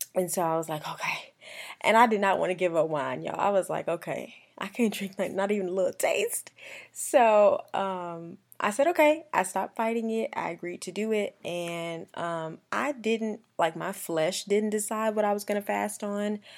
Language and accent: English; Columbia, South Carolina, United States; moved away as an adult; also born or lived in Augusta, Georgia; now in Atlanta, United States; I just grew up there